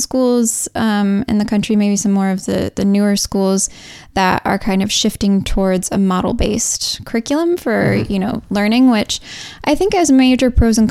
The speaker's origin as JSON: {"language": "English", "region": "Michigan", "country": "United States", "moved": "as an adult", "lives_now": "Missouri, United States", "said": "I didn't, you know, grow up in Missouri. I'm from Michigan."}